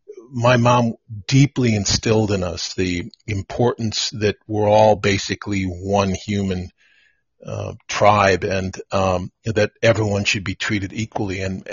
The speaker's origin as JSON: {"language": "English", "region": "Wisconsin", "country": "United States", "tie": "born or raised there", "moved": "yes", "said": "Born and raised in the Midwest, a small town of 2,000, kind of rolling farm hills about 20 miles outside of Milwaukee, Wisconsin. It was pretty insulated little town."}